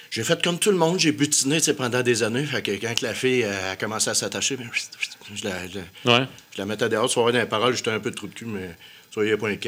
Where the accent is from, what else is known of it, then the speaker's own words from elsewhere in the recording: Quebec, Canada; Moi, je viens du Québec, c'est là ce qui fait faire.